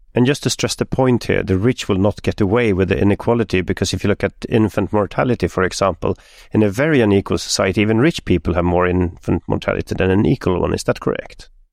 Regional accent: Stockholm, Stockholm County, Sweden; My hometown, Stockholm

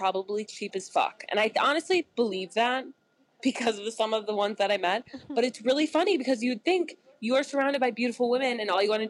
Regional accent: Boston, Massachusetts, United States; I'm from Boston. See, I can't do accents either.

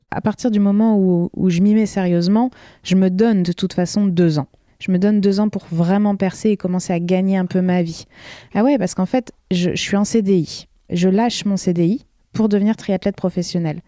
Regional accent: La Rochelle, Nouvelle-Aquitaine, France; moved away as an adult; also born or lived in United States; je suis originaire de La Rochelle

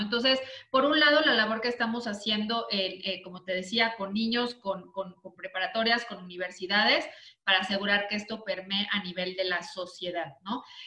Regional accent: Mexico; yo soy mexicana

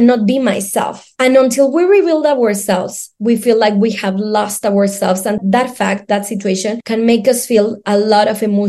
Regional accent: Mexico City, Mexico; English is a second language; now in Seville, Spain; I'm from Mexico City

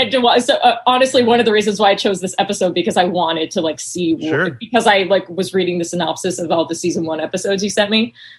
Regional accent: North Carolina, United States; I grew up in North Carolina.

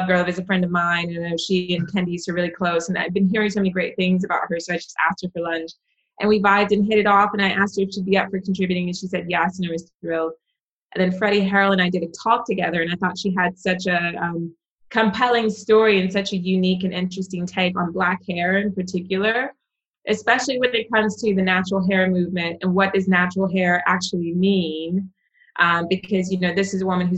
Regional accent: United States; me as an American

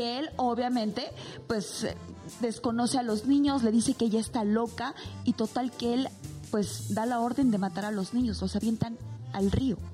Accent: Mexico

